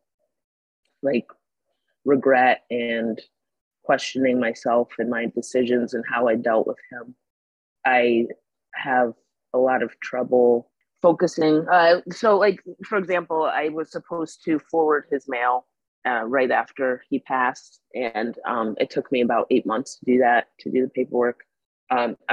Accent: Troy, New York, United States; I'm proud to be from Troy

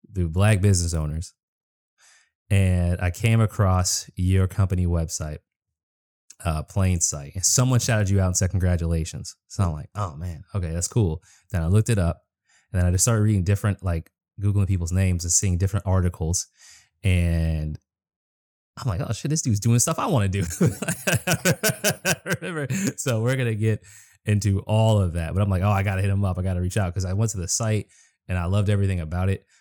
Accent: Boston, Massachusetts, United States; moved away as an adult; also born or lived in Minnesota; now in Washington, D.C., United States; I grew up in Boston. I used to live in Minnesota

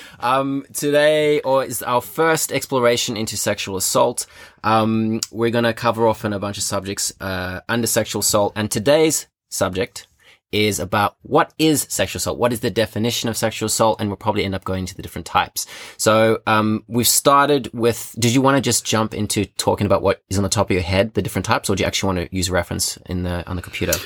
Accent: Johannesburg, Gauteng, South Africa; now in Australia; 'cause I'm from South Africa, I grew up in Johannesburg.

